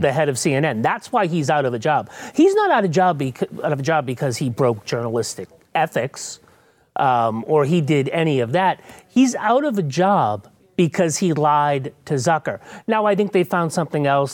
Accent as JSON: {"language": "English", "region": "New England", "country": "United States", "moved": "yes", "lives_now": "Texas, United States", "said": "I'm from New England"}